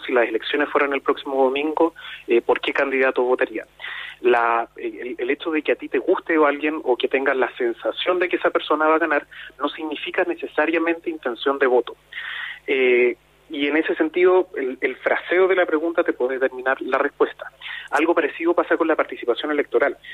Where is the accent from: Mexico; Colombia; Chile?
Chile; En Chile, de a poco, nos hemos ido acercando a eso.